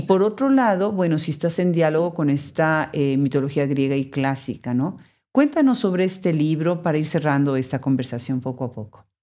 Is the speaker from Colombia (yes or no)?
no; Mexico; mi país natal